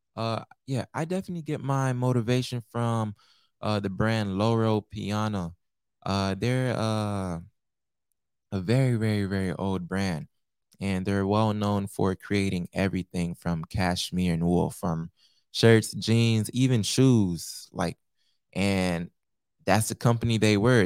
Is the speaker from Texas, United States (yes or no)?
no; Naples, Florida, United States; also born or lived in Pompano Beach, Florida; I'm Haitian American, born in Pompano Beach, raised in, uh, Naples, Florida